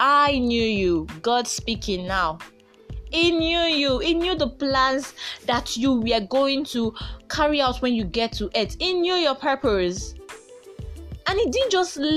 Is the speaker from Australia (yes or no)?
no; Nigeria; I am a proud Nigerian